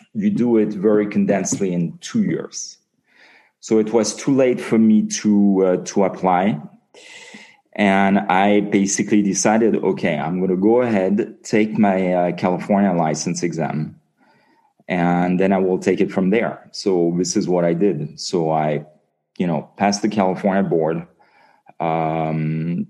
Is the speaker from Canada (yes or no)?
no; Nice, Provence-Alpes-Côte d'Azur, France; moved away as an adult; also born or lived in Brussels, Belgium; now in Beverly Hills, United States; I'm originally from Nice in the south of France. I moved in 1995 to go to USC Dental School